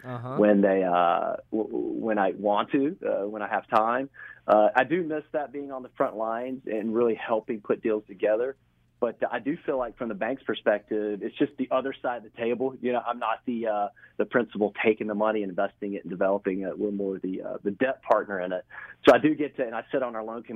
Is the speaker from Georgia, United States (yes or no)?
yes; Waycross, Georgia, United States; also born or lived in Atlanta; now in St. Simons Island, United States; I'm from Southeast Georgia, grew up in Waycross